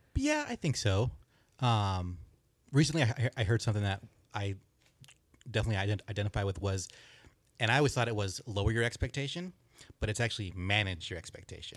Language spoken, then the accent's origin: English; Big Bear, California, United States; also born or lived in Westminster, California; when I was seven, my dad, uh, is a cop, so he got transferred up to Big Bear, s, so we moved up there